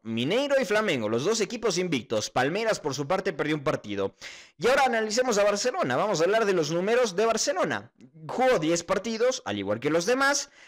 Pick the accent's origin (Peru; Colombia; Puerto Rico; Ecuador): Ecuador; uno como ecuatoriano, la verdad es que sí siente al equipo ecuatoriano